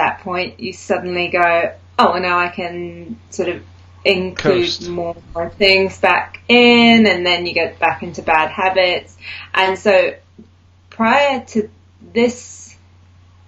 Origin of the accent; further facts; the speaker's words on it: New Zealand; moved away as an adult; now in United Kingdom; I'm originally from New Zealand, but I've lived in the UK for the last nearly 11 years.